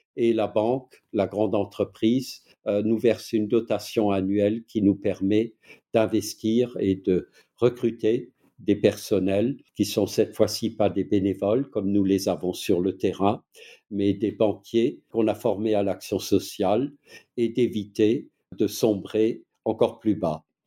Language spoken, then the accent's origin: French; Alsace, Grand Est, France; accent: Alsatian; vous l'entendez sans doute à mon accent qui, est, euh, je ne suis pas suisse, je ne suis pas belge, je ne suis pas allemand, mais je suis alsacien